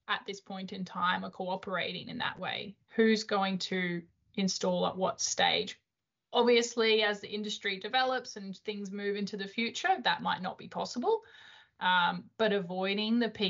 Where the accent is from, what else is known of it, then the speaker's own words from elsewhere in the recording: Australia; moved away as an adult; also born or lived in Europe; I am Australian, I've only ever really worked in wind in Europe